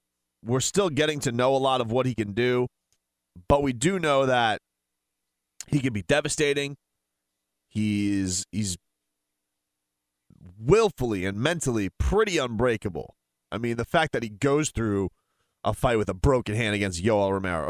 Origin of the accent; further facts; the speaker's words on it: United States; as an American